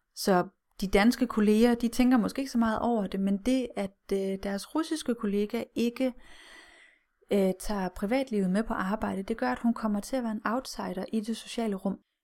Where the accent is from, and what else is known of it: Denmark